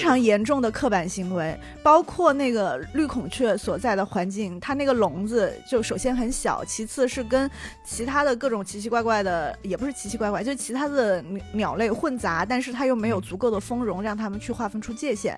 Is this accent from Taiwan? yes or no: no; Chongqing, China; accent: Chongqing dialect; 我家乡的动物园，重庆动物园